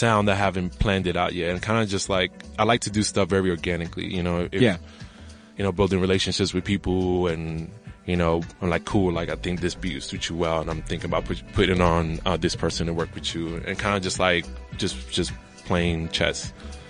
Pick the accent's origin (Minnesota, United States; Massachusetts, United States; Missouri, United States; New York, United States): New York, United States; moved away as an adult; now in South Africa; growing up in New York